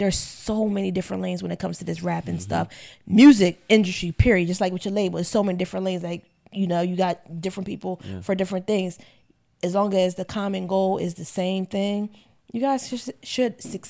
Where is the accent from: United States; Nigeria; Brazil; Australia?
United States; Ocean Springs, Mississippi; I'm from Mississippi.